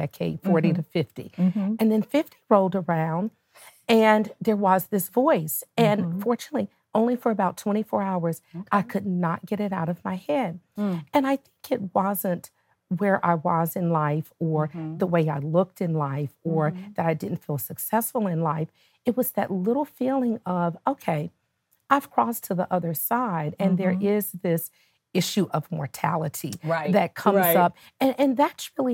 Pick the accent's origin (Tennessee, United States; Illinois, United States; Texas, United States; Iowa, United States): Tennessee, United States; Nashville; moved away as an adult; now in Atlanta, United States; I am originally from Nashville, Tennessee